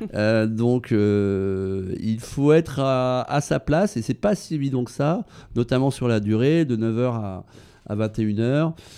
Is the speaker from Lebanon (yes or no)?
no; Brittany, France; now in Paris, France; dans ma région natale en Bretagne